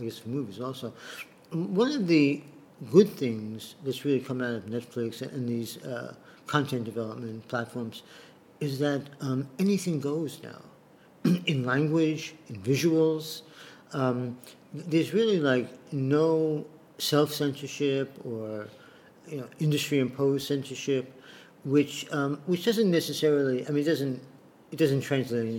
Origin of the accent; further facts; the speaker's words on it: New York, United States; moved away as an adult; now in Chiang Mai, Thailand; I'm still a New Yorker very much